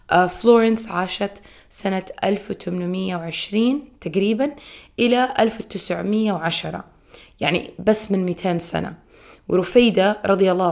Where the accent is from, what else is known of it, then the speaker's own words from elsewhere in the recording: Saudi Arabia; في شوارع عندنا في السعودية باسم رفيدة الأسلمية